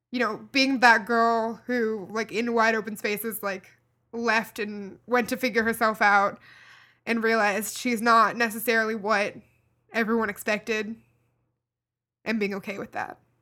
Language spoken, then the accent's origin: English; Kentucky, United States; a girl growing up in Kentucky